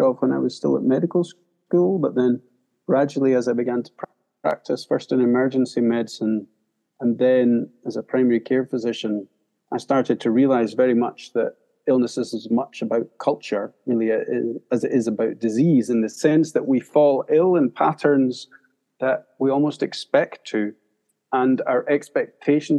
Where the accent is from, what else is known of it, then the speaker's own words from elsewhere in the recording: Scotland near Edinburgh, United Kingdom; I grew up in Scotland near Edinburgh